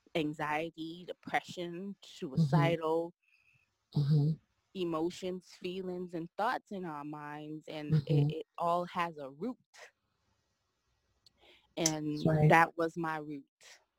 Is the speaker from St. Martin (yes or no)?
yes; St. Martin; also born or lived in Guadeloupe; So I was born in the island of Guadeloupe, which is a French territory, but I was raised in St. Martin. My mom, she's from St. Martin. That's where I was raised.